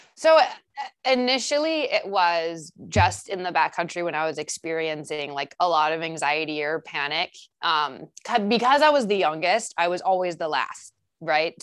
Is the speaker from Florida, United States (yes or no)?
no; Saint Paul, Minnesota, United States; I grew up in Saint Paul, um, and I come from a really tight-knit family